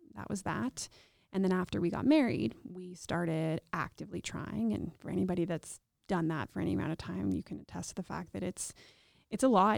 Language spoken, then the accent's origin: English; Regina, Saskatchewan, Canada; I was born and raised here in Regina